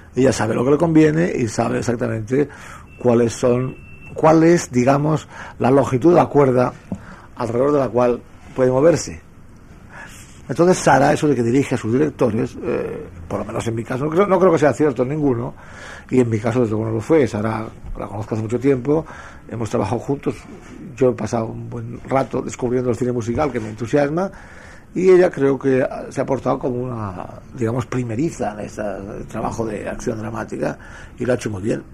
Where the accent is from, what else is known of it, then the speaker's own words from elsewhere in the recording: Madrid, Community of Madrid, Spain; mi casa es Madrid, yo soy madrileño